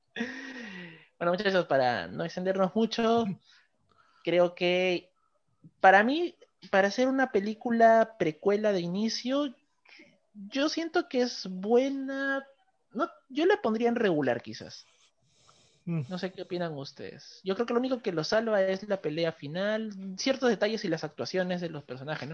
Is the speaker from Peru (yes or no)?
yes; Peru; nosotros hablamos acá desde Perú